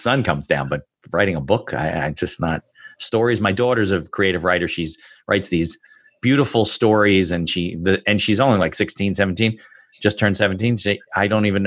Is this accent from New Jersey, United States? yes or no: yes; New Jersey, United States; you're from New Jersey like I am